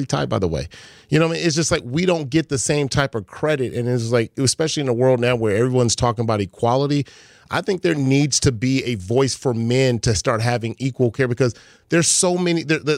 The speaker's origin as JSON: {"language": "English", "town": "Los Angeles", "region": "California", "country": "United States", "said": "I'm from Crenshaw. I'm from L.A."}